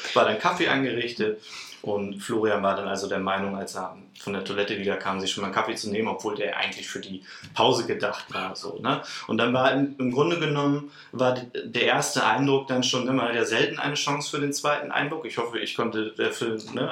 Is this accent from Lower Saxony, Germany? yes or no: yes; Celle, Lower Saxony, Germany; Ich bin auch gebürtiger Zeller, also eigentlich gar nicht so weit weg von Hannover